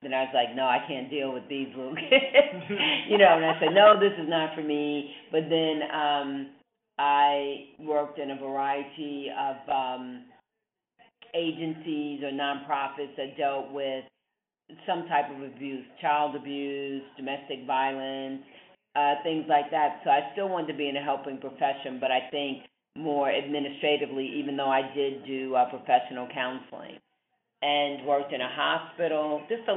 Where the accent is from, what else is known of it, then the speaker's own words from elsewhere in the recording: New York City, New York, United States; moved away; also born or lived in Illinois; I grew up in Manhattan in New York City